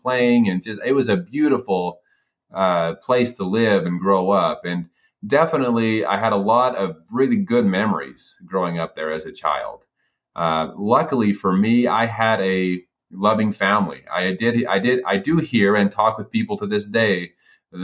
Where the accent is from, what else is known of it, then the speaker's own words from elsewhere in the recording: Hildale, Utah, United States; moved away as an adult; I was born and raised on the Utah side, so in Hilldale.